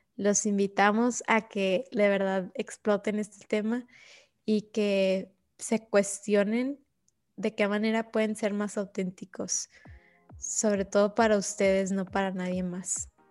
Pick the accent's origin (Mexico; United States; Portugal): Mexico; Ciudad Juárez, Chihuahua; moved away; la misma ciudad donde yo crecí, donde yo nací